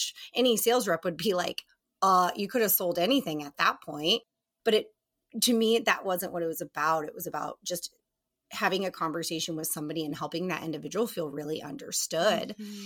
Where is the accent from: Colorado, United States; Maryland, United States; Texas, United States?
Colorado, United States; Colorado Springs; moved away as an adult; also born or lived in East Coast; now in Barrington, United States; I grew up born on the East Coast, but I'm raised in Colorado Springs, Colorado